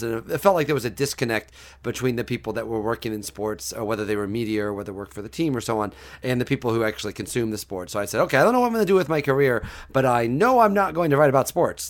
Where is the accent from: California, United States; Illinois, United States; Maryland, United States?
Illinois, United States; Mattoon; moved away; I'm from Mattoon, Illinois, about an hour south of Champaign